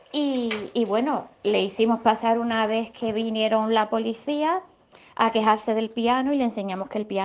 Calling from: Seville, Andalusia, Spain; Hola, buenos días. Soy … de Sevilla.

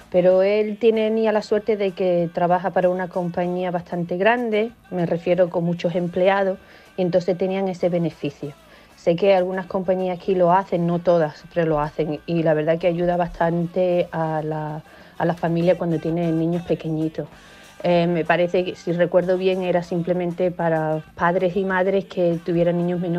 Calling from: Málaga, Andalusia, Spain; Hola, buenos días, soy de Málaga.

